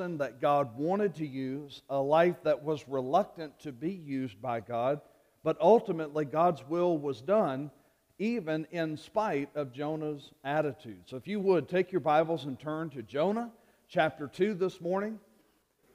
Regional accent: Louisiana, United States; moved away; my home state of Louisiana

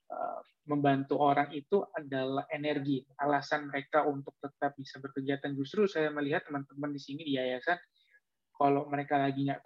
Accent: Jakarta, Indonesia; Oh Malang saya kuliah mas. Saya besar di Jakarta kok.

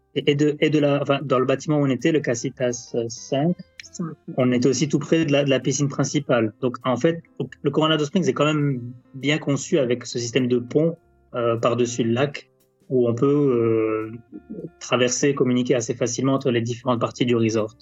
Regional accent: France; en tant que Français

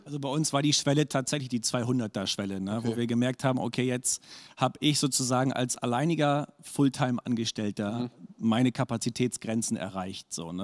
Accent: Bremen, Germany; also born or lived in Erzhausen / Hannover / Achim; ich bin tatsächlich im Bremer Umland groß geworden

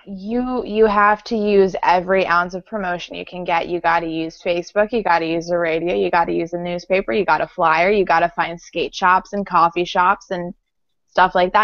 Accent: Baltimore, Maryland, United States; we're from Baltimore

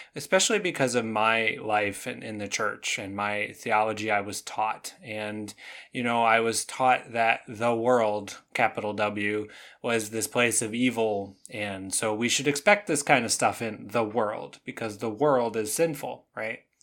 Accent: Canada; now in United States; I grew up in Canada

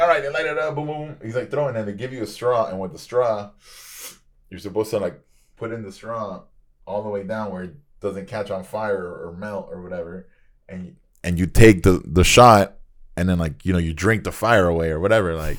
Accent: Nicaragua; moved away; growing up in Nicaragua

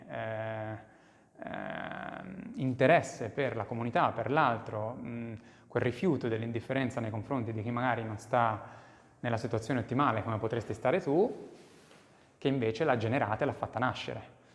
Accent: Monzano, Italy; moved away; nel, nel, nel, mio paese

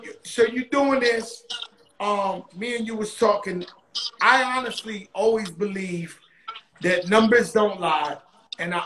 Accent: New York City, New York, United States; I'm from the Bronx

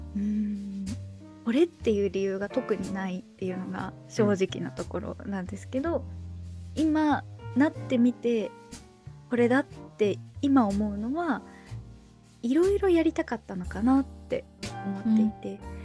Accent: Niigata, Japan; 地元が新潟なので

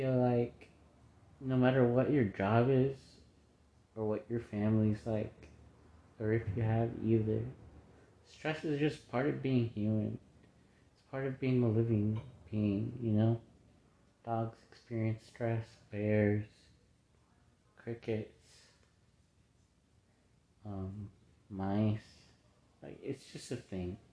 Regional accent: United States; we're all American here

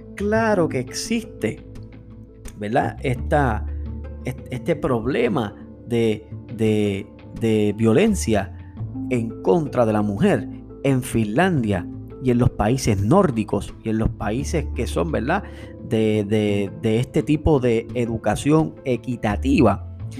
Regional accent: Puerto Rico; nosotros como puertorriqueños

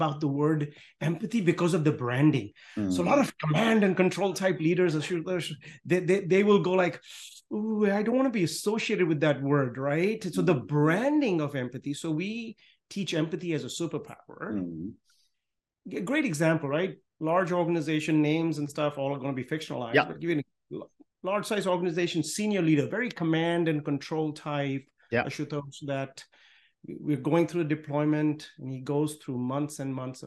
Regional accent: Pune, Maharashtra, India; also born or lived in Lucknow, India; now in Los Angeles, United States; I was born in Lucknow, India, grew up in Pune, India

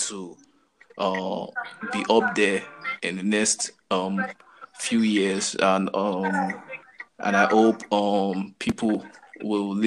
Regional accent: Lagos, Nigeria; I'm from Lagos, Nigeria, Lagos City.

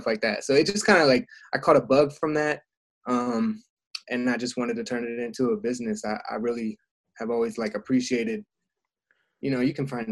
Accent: Frederick, Maryland, United States; I'm from Frederick, Maryland

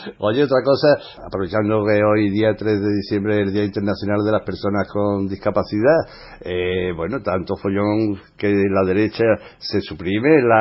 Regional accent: Spain; nosotros, como españoles

